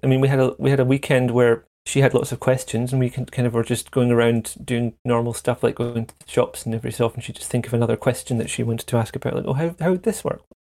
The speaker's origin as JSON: {"language": "English", "region": "central Scotland", "country": "United Kingdom", "tie": "born or raised there", "said": "the first nine, ten years was kind of in a small town in central Scotland"}